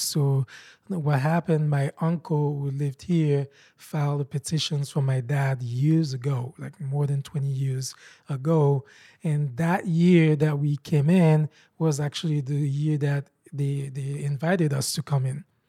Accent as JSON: {"language": "English", "country": "Haiti", "tie": "born or raised there", "second_language": "English", "moved": "as an adult", "lives_now": "United States", "said": "I was born and raised in Haiti"}